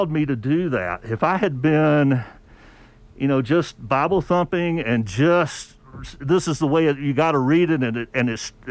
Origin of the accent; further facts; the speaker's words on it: the South, United States; I grew up in the South